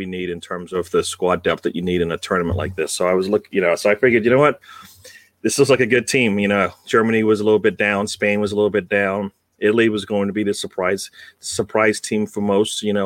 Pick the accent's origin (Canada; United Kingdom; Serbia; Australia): United Kingdom; now in United States; I am in USA, but I'm British born